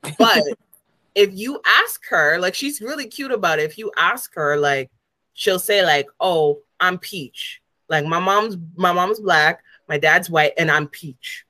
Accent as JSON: {"language": "English", "country": "Canada", "also_born_or_lived": "Jamaica (ancestry)"}